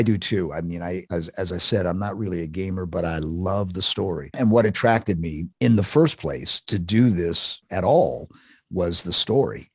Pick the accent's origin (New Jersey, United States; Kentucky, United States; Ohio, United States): Ohio, United States; Columbus; in Columbus, Ohio, which was where I grew up